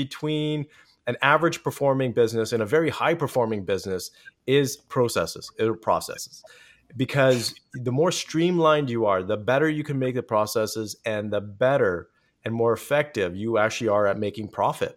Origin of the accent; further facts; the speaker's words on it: Canada; I'm Canadian, so I say processes.